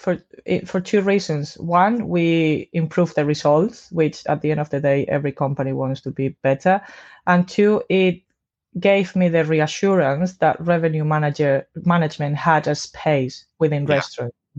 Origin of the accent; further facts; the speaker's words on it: Spain; moved away as an adult; now in London, United Kingdom; I'm from Spain.